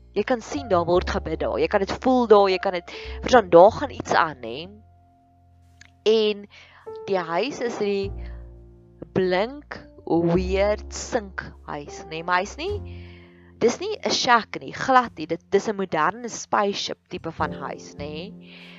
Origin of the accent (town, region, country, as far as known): South Africa